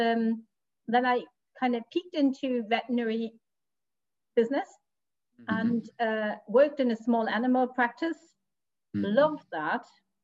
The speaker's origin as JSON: {"language": "English", "region": "Bremen", "country": "Germany", "also_born_or_lived": "Hanover", "moved": "as an adult", "lives_now": "Bavaria, Germany", "said": "originally I'm from Bremen, which is further north"}